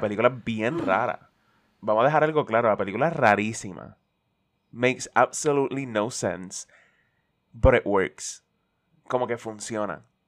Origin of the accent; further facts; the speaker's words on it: Puerto Rico; como puertorriqueño independentista y redento